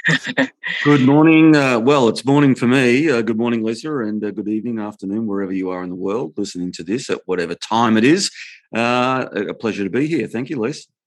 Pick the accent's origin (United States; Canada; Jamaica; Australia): Australia; my uh, Australian ears